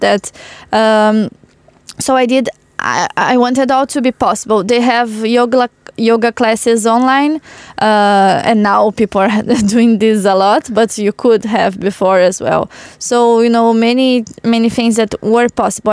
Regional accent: Porto Alegre, Rio Grande do Sul, Brazil; Porto Alegre, in my hometown, is in the south of Brazil.

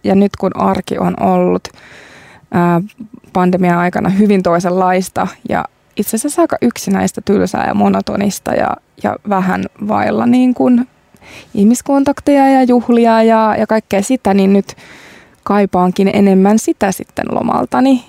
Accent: Tampere, Pirkanmaa, Finland; now in Helsinki, Finland; mistä olen kotoisin, eli Tampereelta, sisämaasta

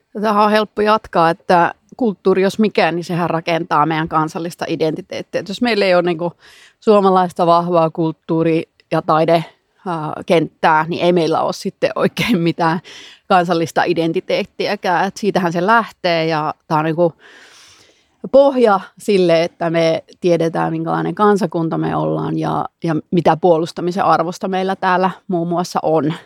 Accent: Savonlinna, South Savo, Finland; minä olen Savonlinnasta ja, ja se on ihan mahtava juttu, että olen semmoisesta kulttuurikaupungista kotoisin

